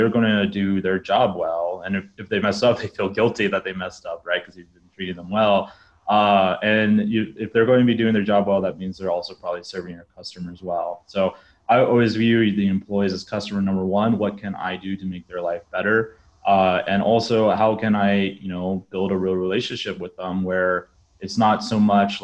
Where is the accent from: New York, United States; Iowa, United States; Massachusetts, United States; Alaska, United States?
Alaska, United States; moved away as an adult; now in Southeast Asia; I'm originally from Alaska